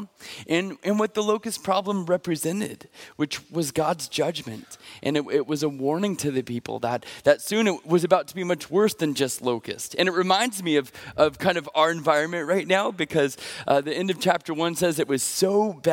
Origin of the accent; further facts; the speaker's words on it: Pacific Northwest, United States; I'm from the Pacific Northwest